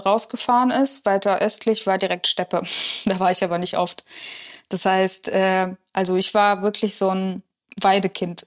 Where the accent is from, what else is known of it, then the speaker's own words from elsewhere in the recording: Kachiry, Pavlodar Region, Kazakhstan; now in Germany; Ich bin am Fluss aufgewachsen